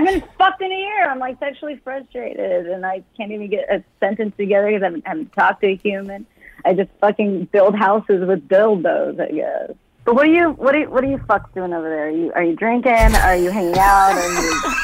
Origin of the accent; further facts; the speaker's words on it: Nashville, Tennessee, United States; I'm from Nashville. East Nash